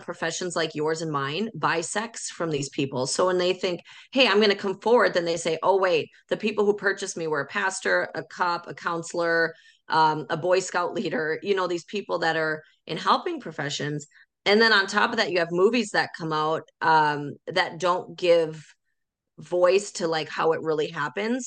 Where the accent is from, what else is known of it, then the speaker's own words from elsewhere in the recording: North Dakota, United States; I'm from North Dakota